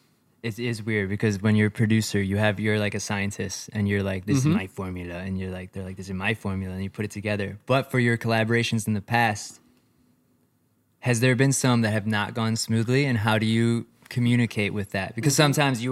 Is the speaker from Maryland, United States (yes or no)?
no; Chicago, Illinois, United States; it's funny because I met them in Colorado, but we're like both from Chicago.